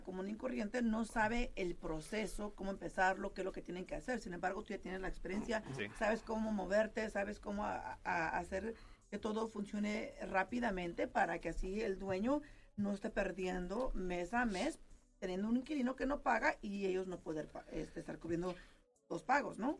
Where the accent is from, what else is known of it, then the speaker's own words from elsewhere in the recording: California, United States; moved away as an adult; now in Las Vegas, United States; yo soy originaria de California